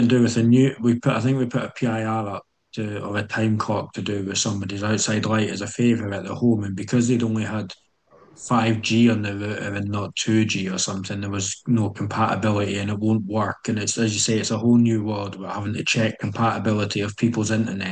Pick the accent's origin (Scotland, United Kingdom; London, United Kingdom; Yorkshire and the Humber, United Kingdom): Scotland, United Kingdom; moved away; being Scottish